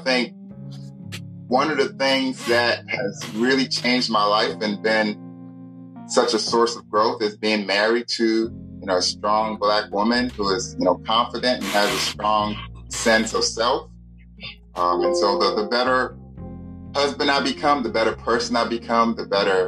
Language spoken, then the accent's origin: English; United States; Growing up in the States